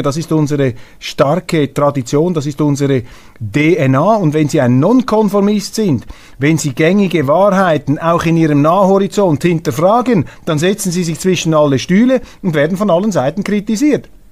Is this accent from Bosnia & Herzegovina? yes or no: no; Switzerland; als Schweizer